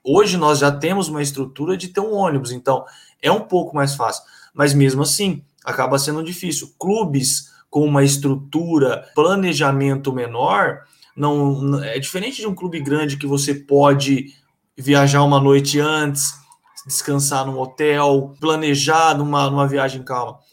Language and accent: Portuguese; Osvaldo Cruz, São Paulo, Brazil; moved away as an adult; now in Campinas, Brazil; sou natural de Oswaldo Cruz, São Paulo